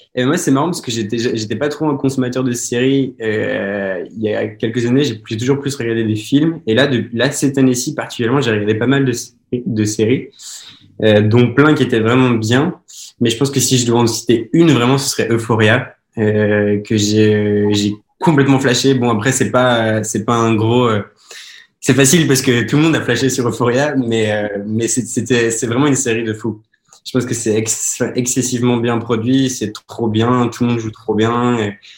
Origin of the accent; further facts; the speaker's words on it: Belgium; now in Montpellier, France; je suis un acteur belge oui, parce que je viens de Belgique